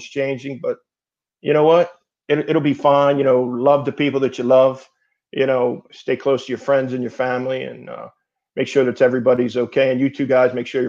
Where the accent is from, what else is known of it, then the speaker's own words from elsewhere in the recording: outside of Philadelphia, Pennsylvania, United States; I grew up outside of Philadelphia